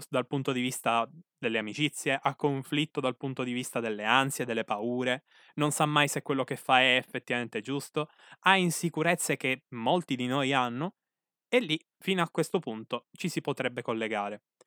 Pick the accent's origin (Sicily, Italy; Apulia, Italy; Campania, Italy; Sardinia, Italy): Sicily, Italy; qui dalle mie parti terre sicule